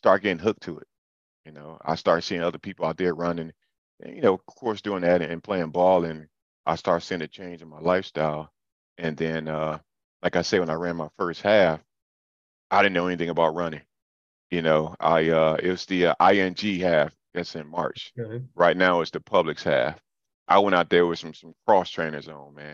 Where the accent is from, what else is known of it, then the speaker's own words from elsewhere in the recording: Detroit, Michigan, United States; moved away as an adult; now in Atlanta, United States; I'm from Detroit. I've been here since 2001